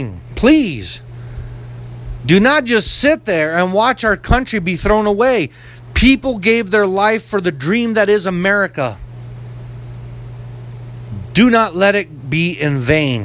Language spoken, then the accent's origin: English; United States; as an American